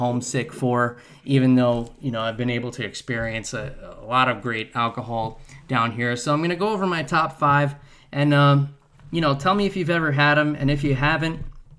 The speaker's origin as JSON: {"language": "English", "town": "New Rochelle", "region": "New York", "country": "United States", "tie": "born or raised there", "moved": "as an adult", "lives_now": "Florida, United States", "said": "I grew up in Westchester, New York, and in Elmsford, New York, which is in Westchester"}